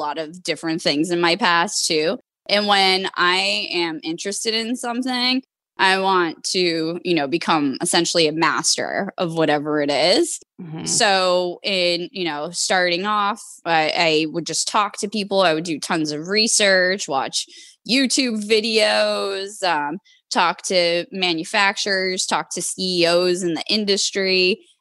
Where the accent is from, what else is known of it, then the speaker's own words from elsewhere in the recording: Boston, Massachusetts, United States; moved away as an adult; also born or lived in California; at the time I was living in California, but I'm from the Boston area. I moved back to Boston